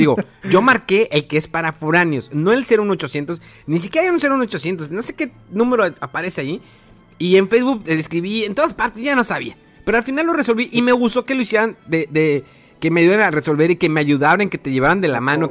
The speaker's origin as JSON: {"language": "Spanish", "country": "Mexico", "said": "Imagínate qué orgullo como mexicano"}